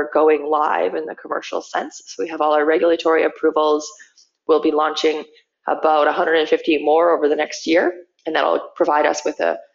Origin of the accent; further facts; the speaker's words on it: Manitoba, Canada; growing up in Manitoba, like driving out to my dad's family farm